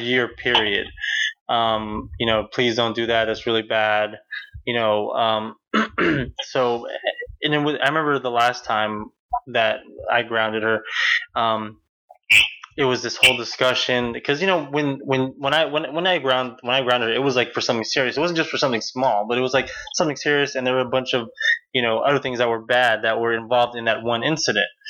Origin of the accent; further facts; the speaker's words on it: United States; growing up in America